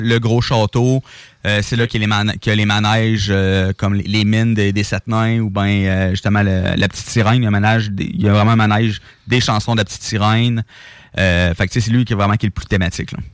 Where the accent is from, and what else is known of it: Quebec, Canada